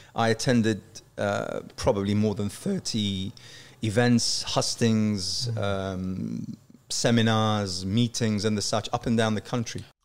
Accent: Yorkshire and the Humber, United Kingdom; also born or lived in Iraq; now in London, United Kingdom; I would think of myself as a as a Yorkshire lad

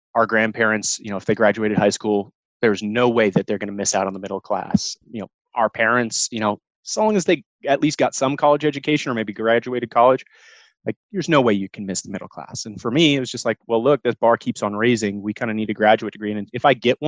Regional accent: the mountains of Colorado, United States; I was actually born and raised in the mountains of Colorado. Grew up at about 9,000 feet

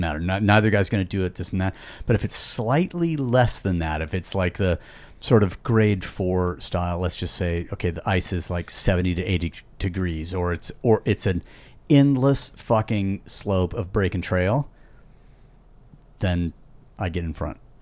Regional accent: Yosemite, California, United States; I was born in Yosemite

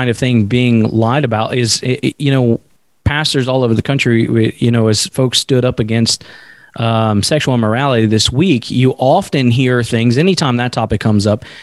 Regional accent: Bible Belt, the South, United States; I grew up in the South in the Bible Belt

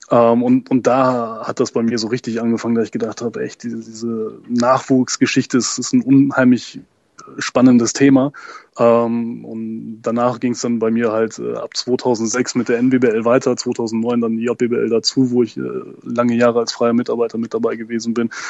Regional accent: Röndorf, North Rhine-Westphalia, Germany; ich komme hier unten aus der Ecke tatsächlich halt ursprünglich aus Röndorf, deswegen ähm, da auch basketballerisch groß geworden

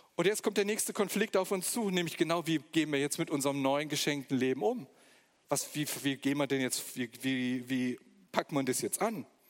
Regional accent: Magdeburg, Saxony-Anhalt, Germany; moved away as an adult; also born or lived in Stuttgart; now in Weinstadt, Germany; Aus Magdeburg komme ich. Da bin ich geboren im Osten von Deutschland und ähm, bin nach Stuttgart gekommen vor ungefähr 25 Jahren

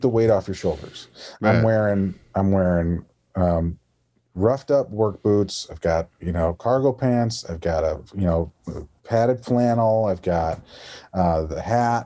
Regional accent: Iowa, United States; accent: Midwestern; moved away as an adult; now in New York City, United States; my own accent, my Midwestern accent, the hard A's

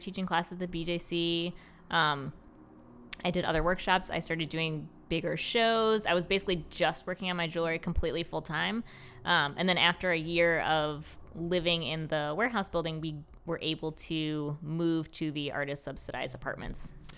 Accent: Rochester, United States; moved away as an adult; now in Baltimore, United States; I was born and raised in Rochester

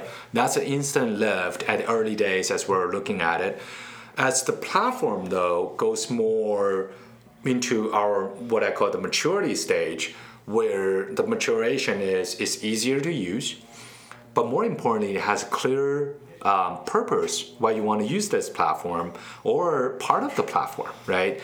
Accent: Beijing, China; moved away as an adult; also born or lived in Charlotte, North Carolina, United States / West Coast, United States; now in United States; I was born and raised in Beijing. I uh, came to the States about 14 years ago

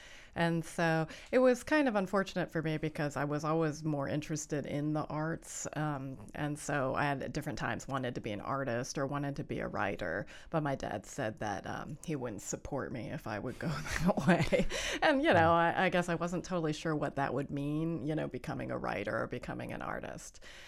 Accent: Allentown, Pennsylvania, United States; because I was from Allentown, Pennsylvania, and we were the only Asian family in town.

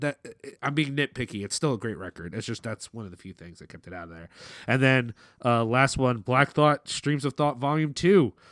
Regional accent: Philadelphia, Pennsylvania, United States; we're from Philly

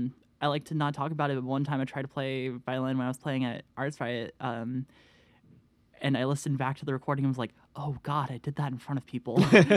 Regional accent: Franklin, Tennessee, United States; I grew up in Franklin. It's like 45 minutes outside of Nashville, maybe less.

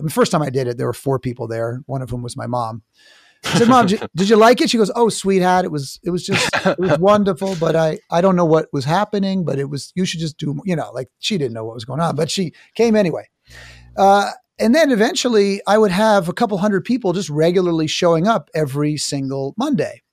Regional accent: New York City, New York, United States; I'm from New York City.

